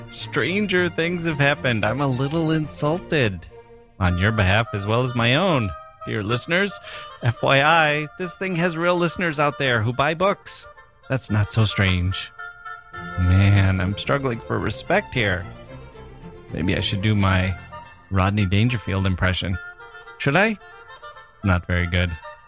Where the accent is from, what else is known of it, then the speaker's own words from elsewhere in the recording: Wisconsin, United States; It's because we're both from Wisconsin.